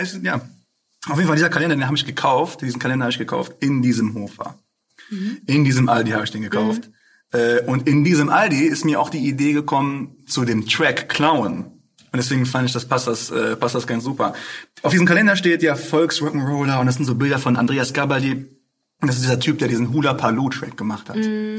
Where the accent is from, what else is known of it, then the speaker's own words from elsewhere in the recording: Essen, North Rhine-Westphalia, Germany; ich bin ja geboren, aufgewachsen hier in Essen